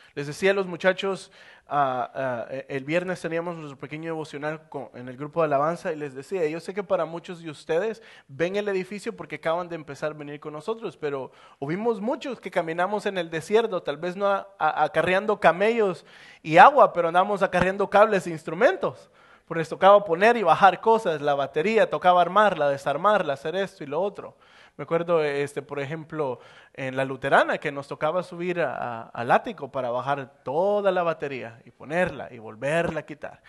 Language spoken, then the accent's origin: Spanish; El Salvador; moved away as an adult; now in United States; me tocó salir del Salvador para venirme para Estados Unidos